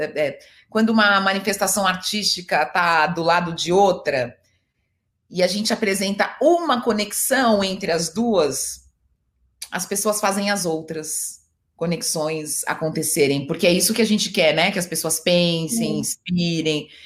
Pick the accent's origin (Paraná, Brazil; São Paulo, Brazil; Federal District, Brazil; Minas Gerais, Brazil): São Paulo, Brazil; eu sou é, de Itaquera, da Zona Leste, e aí eu fui estudar em Perdizes